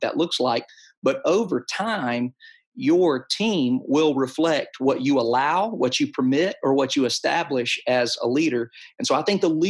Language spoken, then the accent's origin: English; Perry, Georgia, United States; also born or lived in Warner Robins, Georgia / Cartersville, Georgia; now in Woodstock, United States; I served in Warner Robins, Georgia, Perry, Georgia, which is my hometown